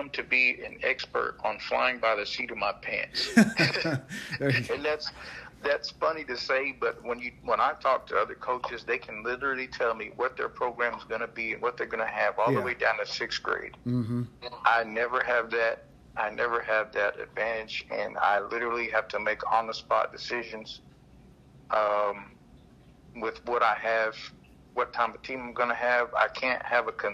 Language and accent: English; Anadarko, Oklahoma, United States; also born or lived in Carnegie, Oklahoma; I was in Anadarko. I'm originally from Anadarko. We lived there